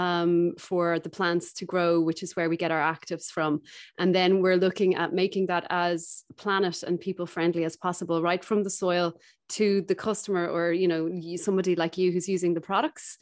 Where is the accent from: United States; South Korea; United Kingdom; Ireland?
Ireland; Dublin, Leinster; moved away as an adult; also born or lived in South America; I'm from Dublin originally